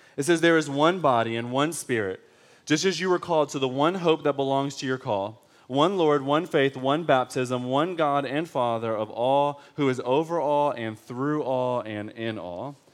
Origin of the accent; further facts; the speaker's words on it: Detroit, Michigan, United States; I am from Detroit